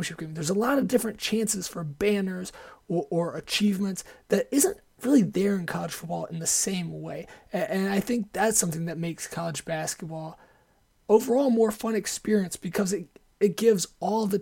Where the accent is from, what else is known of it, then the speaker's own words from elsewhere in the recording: Ann Arbor, Michigan, United States; also born or lived in Ohio; growing up in Ann Arbor